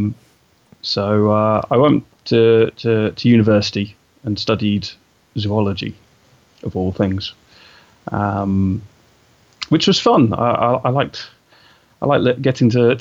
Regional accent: England, United Kingdom; I'm obviously from England. You know, you can tell from my accent

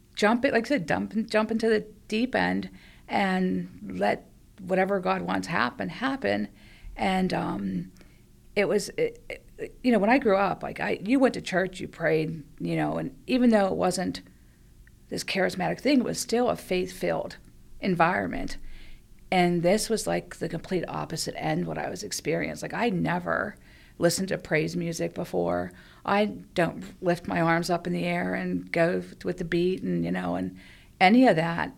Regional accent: Penn Hills, Pennsylvania, United States; lived in, um, Penn Hills all my life

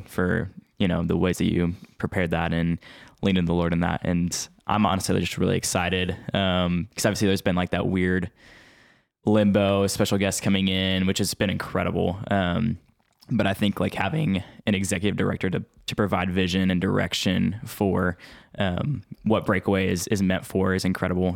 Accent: Spring, Texas, United States; I'm from Spring

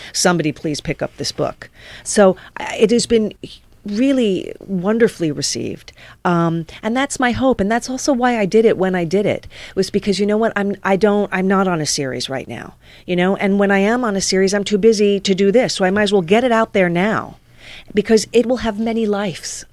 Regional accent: New York, United States; moved away as an adult; also born or lived in West Hollywood, California; now in Los Angeles, United States; my whole life had been in New York. I'm a New Yorker

